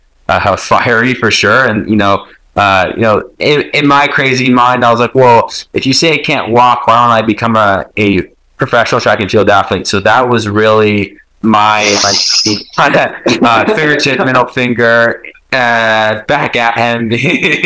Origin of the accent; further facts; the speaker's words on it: Fresno, California, United States; I was born in Fresno, California